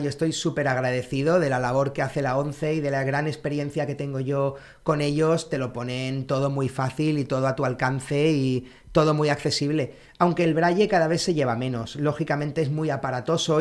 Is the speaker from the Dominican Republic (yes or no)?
no; Alicante, Valencian Community, Spain; also born or lived in Santa Cruz de Tenerife; Entonces yo a los seis años me fui de Tenerife a, Alicante